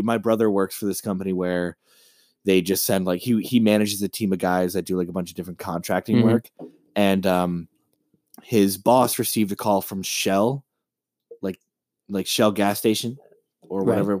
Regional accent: Maine, United States; I'm from Maine, dude.

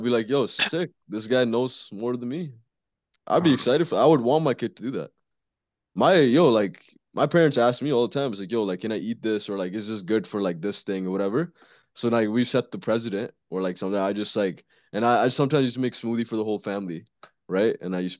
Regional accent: India; moved away; And like, bro, when we came from India, bro, we used to eat like fucking animals.

